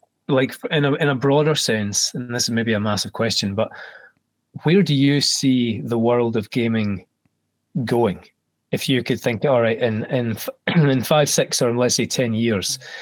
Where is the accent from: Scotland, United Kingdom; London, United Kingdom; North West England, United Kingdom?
Scotland, United Kingdom; especially being Scottish